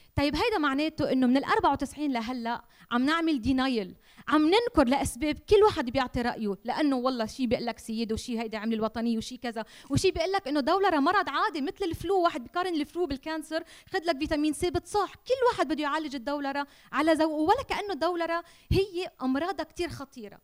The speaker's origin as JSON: {"language": "Arabic", "country": "Lebanon", "said": "أنا لبنانية وما بحمل غير جنسية"}